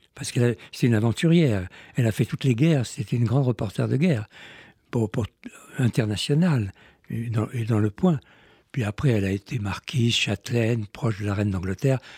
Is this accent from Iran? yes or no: yes; Iran; je suis né en Iran, j'aime mieux dire en Perse